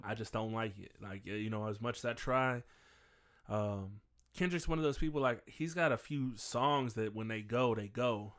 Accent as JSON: {"language": "English", "town": "St. Louis", "region": "Missouri", "country": "United States", "tie": "born or raised there", "said": "I'm from Saint Louis"}